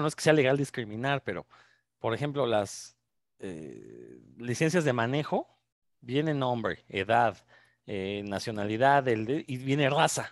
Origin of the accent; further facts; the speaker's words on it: Mexico; uno como mexicano